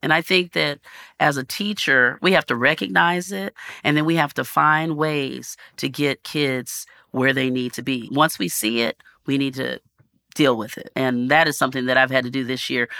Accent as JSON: {"language": "English", "region": "North Texas", "country": "United States", "tie": "born or raised there", "said": "growing up in North Texas"}